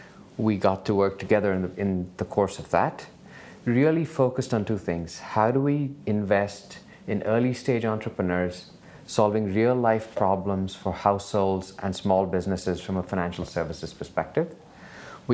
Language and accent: English; Bangalore, Karnataka, India; moved away; I grew up in Bangalore